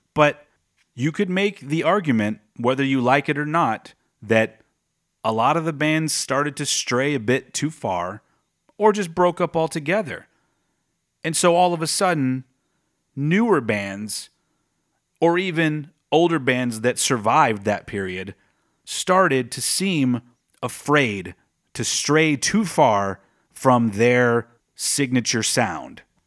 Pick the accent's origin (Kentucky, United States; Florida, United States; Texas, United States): Texas, United States; my home state of Texas